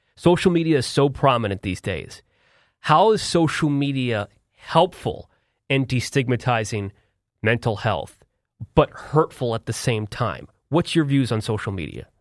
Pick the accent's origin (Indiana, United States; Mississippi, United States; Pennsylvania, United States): Pennsylvania, United States; Philadelphia; I'm from Philadelphia